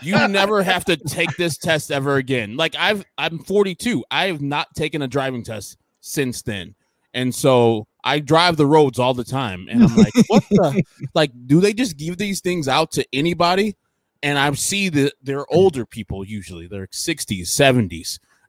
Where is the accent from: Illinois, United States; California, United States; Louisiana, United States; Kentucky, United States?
Illinois, United States; Carol Stream; I grew up in Carroll Stream in some apartments